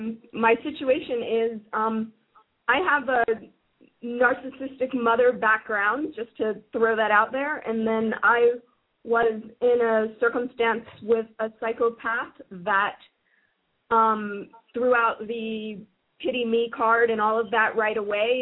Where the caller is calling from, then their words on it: United States; I'm calling from the United States.